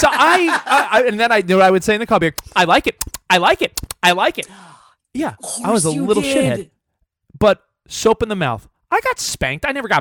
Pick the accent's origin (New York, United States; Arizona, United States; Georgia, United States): New York, United States; now in Los Angeles, United States; I live in LA now, but I grew up in New York with loud people, all my friends and family.